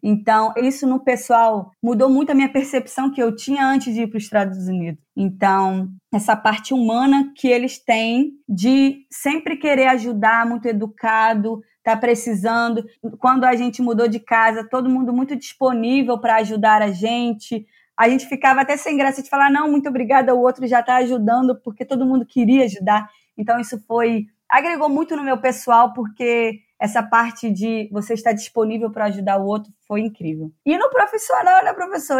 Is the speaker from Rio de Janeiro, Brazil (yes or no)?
yes; Teresópolis, Rio de Janeiro, Brazil; moved away; vim lá de Teresópolis, interior de Teresópolis